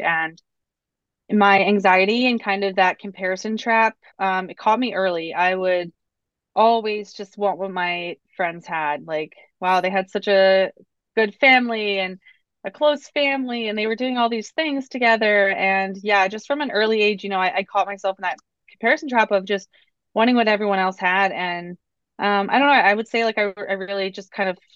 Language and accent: English; Lancaster County, Pennsylvania, United States; I grew up in Lancaster County, Pennsylvania, so Amish country